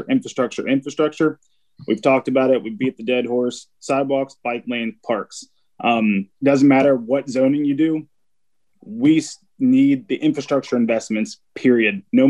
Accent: Crozet, Virginia, United States; born and raised in Kersey, live off St. George Avenue.

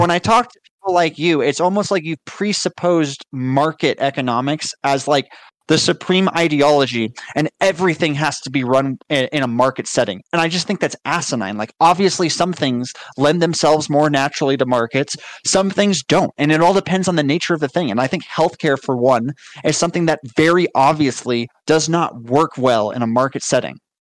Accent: United States; as an American

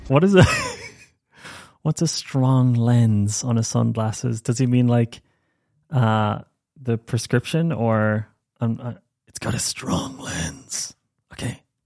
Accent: Ireland; accent: Irish; moved away as an adult; I am Irish. I grew up in Ireland, first twenty years

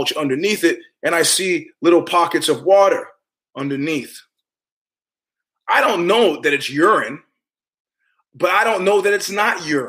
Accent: New York, United States; moved away; also born or lived in Palo Alto; I'm a New Yorker

